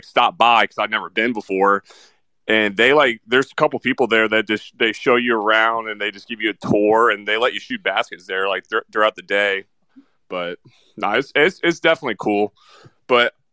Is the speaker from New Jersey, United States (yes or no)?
no; Indianapolis, Indiana, United States; I am from Indy